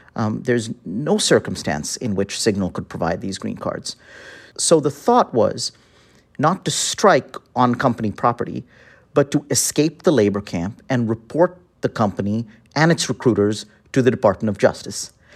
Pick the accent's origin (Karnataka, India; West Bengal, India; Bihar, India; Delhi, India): Delhi, India; moved away as an adult; also born or lived in Chicago, United States; now in United States; I'm from Delhi, and I came to study at the University of Chicago